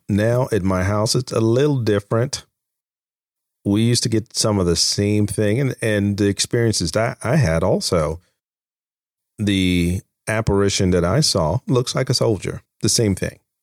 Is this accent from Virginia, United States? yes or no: yes; Virginia, United States; also born or lived in Manassas, Virginia; I'm from Virginia